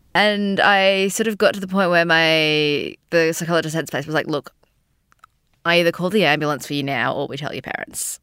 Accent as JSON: {"language": "English", "town": "Sydney", "region": "New South Wales", "country": "Australia", "moved": "as an adult", "lives_now": "Melbourne, Australia", "said": "I'm from Sydney, but living in Melbourne for the last five or so years."}